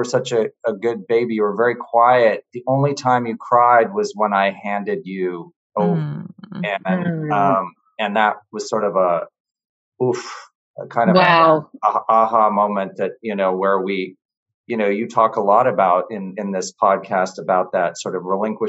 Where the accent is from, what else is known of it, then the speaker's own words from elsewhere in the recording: New York City, New York, United States; I was born in Manhattan. In New York